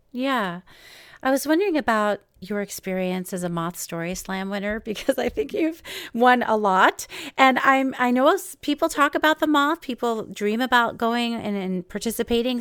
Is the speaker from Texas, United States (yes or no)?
no; New York, United States; also born or lived in Los Angeles; now in Seattle, United States; now I live in Seattle, but I'm from New York